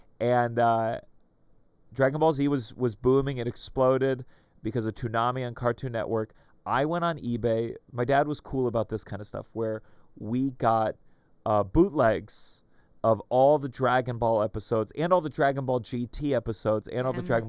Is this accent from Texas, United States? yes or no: no; Potomac, Maryland, United States; Potomac, Maryland, near okay. Bethesda.